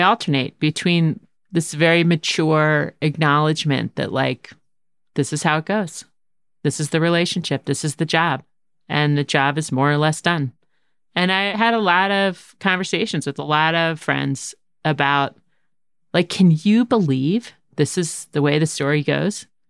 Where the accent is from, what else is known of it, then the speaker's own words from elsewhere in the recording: outside of Philadelphia, Pennsylvania, United States; When we were growing up outside of Philadelphia